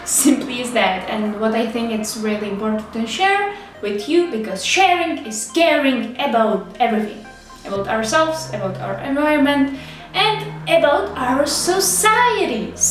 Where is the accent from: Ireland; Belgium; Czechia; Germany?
Czechia; English is a second language; I have accent. I am from Czech Republic and sometimes I will make some uh, terrible English mistakes.